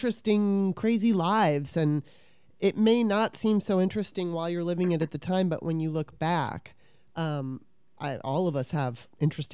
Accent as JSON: {"language": "English", "region": "California", "country": "United States", "tie": "born or raised there", "said": "when I was 9, my mom took me to California"}